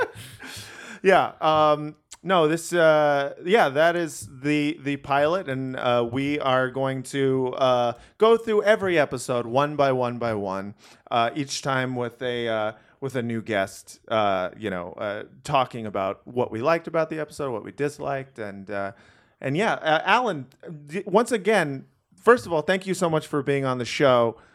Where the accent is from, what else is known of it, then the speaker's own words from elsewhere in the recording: Los Angeles, California, United States; I grew up in Los Angeles.